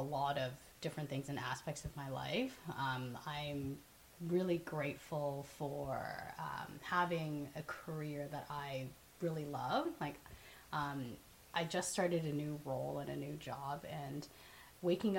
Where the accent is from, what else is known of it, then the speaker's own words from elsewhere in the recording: Markham, Ontario, Canada; also born or lived in Hong Kong; now in Toronto, Canada; I was born in Hong Kong, and my family immigrated to Canada when I was 7. So I live in Toronto right now. I grew up in Markham.